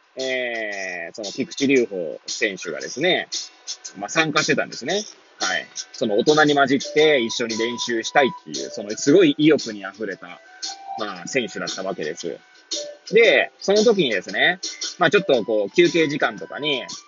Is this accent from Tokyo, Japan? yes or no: yes; Hachioji, Tokyo, Japan; moved away as an adult; now in Kamaishi, Japan; 八王子生まれ八王子育ち震災の前の年から釜石で働く